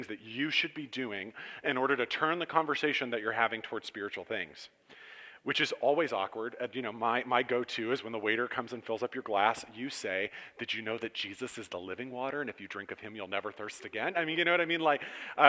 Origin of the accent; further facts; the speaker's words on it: Cortland, Ohio, United States; now in Champion, United States; I grew up in Cortland